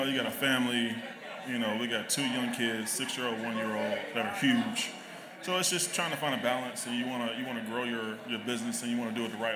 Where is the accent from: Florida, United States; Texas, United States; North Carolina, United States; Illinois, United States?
North Carolina, United States; Charlotte; I'm an out-of-stater. So, you know, I grew up in Charlotte